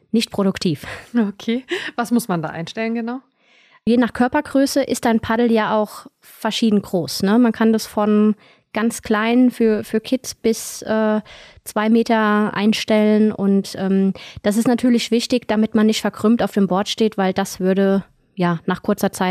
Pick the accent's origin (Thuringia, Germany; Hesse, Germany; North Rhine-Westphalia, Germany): Hesse, Germany; ich komme aus dem Rheingau